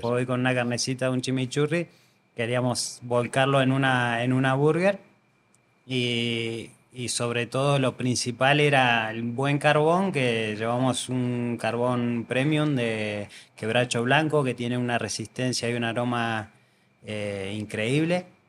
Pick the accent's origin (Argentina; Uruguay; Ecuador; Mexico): Argentina; now in Andorra; Yo soy argentino y tenemos una forma de ser muy, muy calurosa